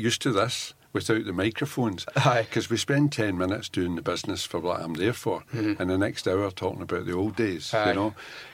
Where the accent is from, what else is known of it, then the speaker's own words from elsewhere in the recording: Possilpark, Scotland, United Kingdom; I was born in Postle Park.